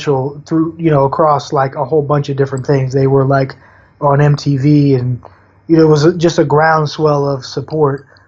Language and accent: English; New York City, New York, United States; I grew up in Staten Island